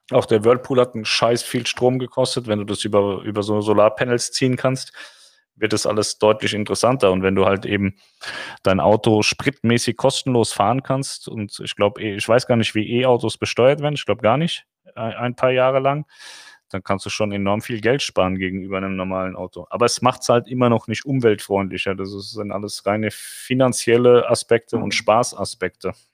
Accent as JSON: {"language": "German", "town": "Munich", "region": "Bavaria", "country": "Germany", "said": "So, so, der Kreuzverlenzer mal kein Bayerisch. Das hört man als Münchnerin ja nicht so gerne."}